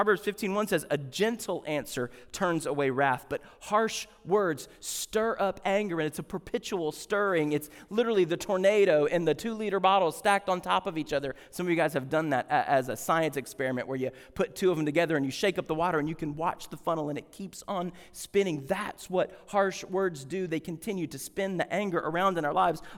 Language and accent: English; Deep South, United States; I grew up in the Deep South.